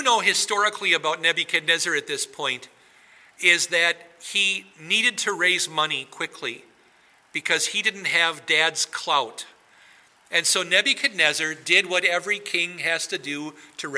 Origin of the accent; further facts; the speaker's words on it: Wisconsin, United States; now in New Ulm, United States; I grew up in Wisconsin